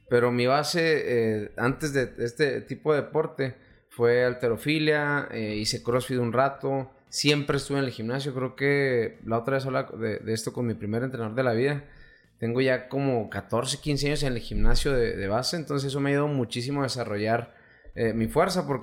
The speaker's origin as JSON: {"language": "Spanish", "town": "Namiquipa", "region": "Chihuahua", "country": "Mexico", "tie": "born or raised there", "said": "haz de cuenta que desde muy niño en el rancho donde soy, soy de Namiquipa."}